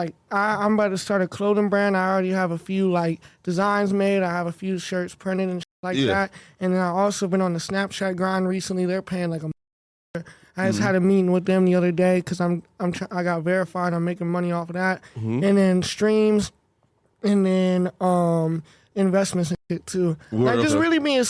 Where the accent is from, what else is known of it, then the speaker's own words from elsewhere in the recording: South Carolina, United States; South Carolina. I'm only like 20 minutes from Charlotte.